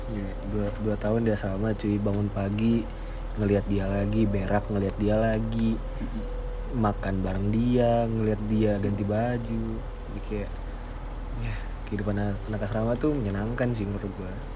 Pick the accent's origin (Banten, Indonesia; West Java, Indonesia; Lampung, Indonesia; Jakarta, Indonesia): Lampung, Indonesia; gue gue orang Lampung tapi gue nggak bisa disebut orang Lampung karena orang tua gue nggak ada yang orang Lampung